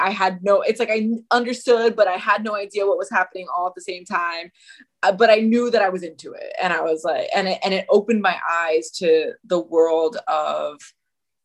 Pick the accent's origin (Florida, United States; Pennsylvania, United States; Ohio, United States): Florida, United States; Miami; also born or lived in North Carolina; I grew up in Miami, Florida, for the most part. We had a brief stint in North Carolina for a little bit